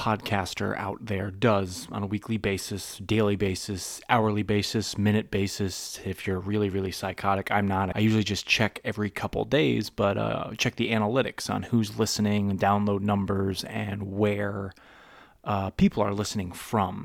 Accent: Massachusetts, United States; Now, I'm from the Northeast. I'm from Massachusetts

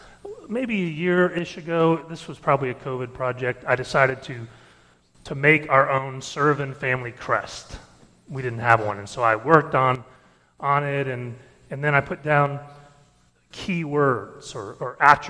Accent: Detroit, Michigan, United States; born there; and I was born in Detroit, and then we moved down

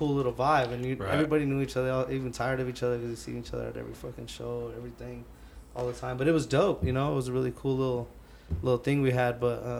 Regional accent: Denver, Colorado, United States; I'm from Swansea

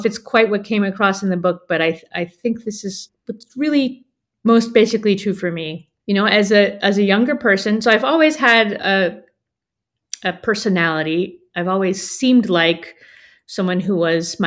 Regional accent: United States; I'm American

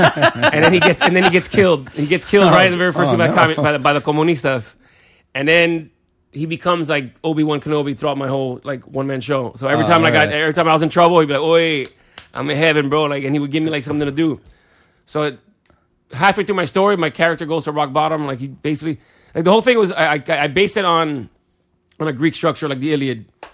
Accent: Cuba; English is a second language; somehow these VHSs would show up on the shore in Cuba and I would watch them, and I was like, that's how I learned English, from watching, like, Van Damme movies.

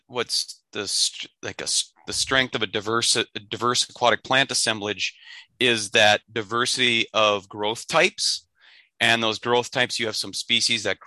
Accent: Minnesota, United States; also born or lived in Michigan; with the Forest Service in my home state of Minnesota on the Chippewa National Forest

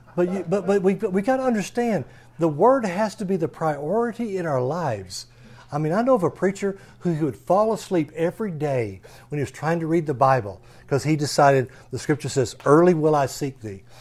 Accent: Texas, United States; we're an American, or especially because we're a Texan.

